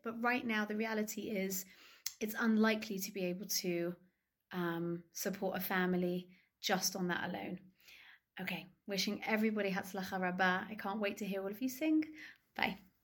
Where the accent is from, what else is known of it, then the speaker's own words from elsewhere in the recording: London, United Kingdom; moved away as an adult; now in Ramat Beit Shemesh, Israel; I'm originally from London, England, but I now live in Israel